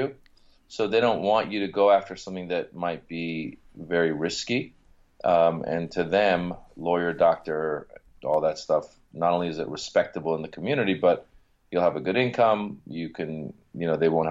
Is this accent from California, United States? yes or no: yes; Marin County, Northern California, United States; English is a second language; also born or lived in Iran / Reno, Nevada; now in Los Angeles, United States; I grew up in Northern California